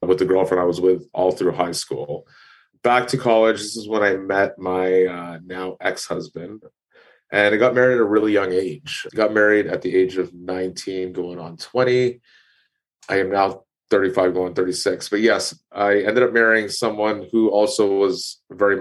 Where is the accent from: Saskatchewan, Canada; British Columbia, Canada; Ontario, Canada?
Ontario, Canada; Toronto; I was born and raised in Toronto, Ontario